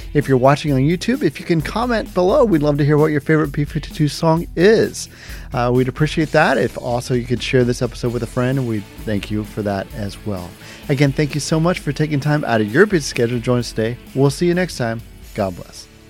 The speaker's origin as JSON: {"language": "English", "town": "Cincinnati", "region": "Ohio", "country": "United States", "tie": "born or raised there", "said": "in my hometown, I was in Cincinnati, Ohio."}